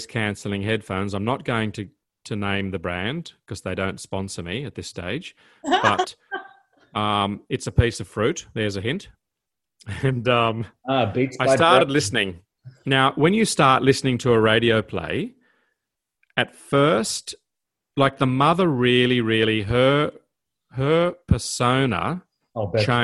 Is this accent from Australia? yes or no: yes; Armidale, New South Wales, Australia; When I was a young boy growing up in Armidale